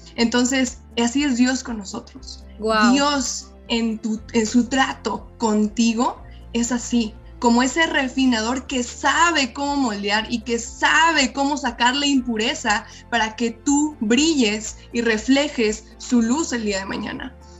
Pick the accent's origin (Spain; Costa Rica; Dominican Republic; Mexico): Mexico; soy mexicana